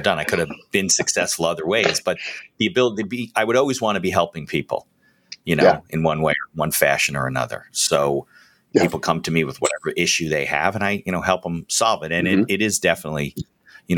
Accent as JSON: {"language": "English", "town": "West Caldwell", "region": "New Jersey", "country": "United States", "tie": "born or raised there", "said": "I grew up in the Caldwells, West Caldwell, went to James Caldwell High School. I'm from that whole area"}